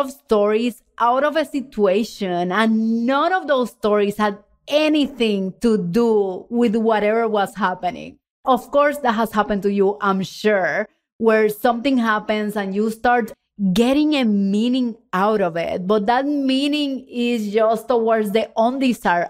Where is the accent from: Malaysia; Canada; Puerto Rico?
Puerto Rico; English is a second language; moved away as an adult; also born or lived in Texas; When I moved from Puerto Rico to Texas for my full-time job in the oil and gas industry